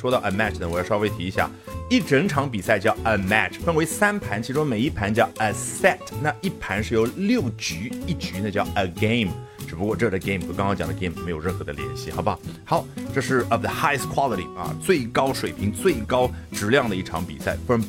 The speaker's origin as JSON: {"language": "Chinese", "country": "China", "said": "尽管面临的是一个美国人，那什么意思？你美国人言下之意就应该比我们中国人更厉害吗？"}